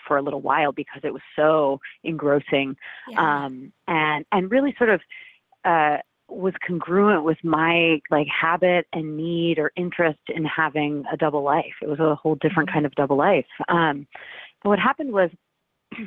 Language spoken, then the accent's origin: English; Cape Cod, Massachusetts, United States; I grew up on Cape Cod, and that's a sort of summer tourist economy